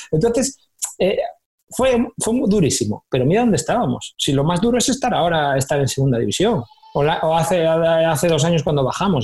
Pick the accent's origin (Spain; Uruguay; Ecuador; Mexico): Spain; Candás, Asturias; moved away as an adult; now in Málaga, Spain; Si yo voy a mi pueblo